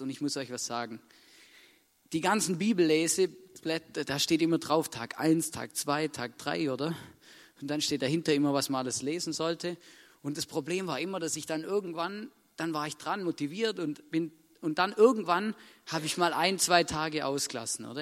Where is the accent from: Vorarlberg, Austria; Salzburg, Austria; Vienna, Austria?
Vorarlberg, Austria; Vorarlberg geboren werden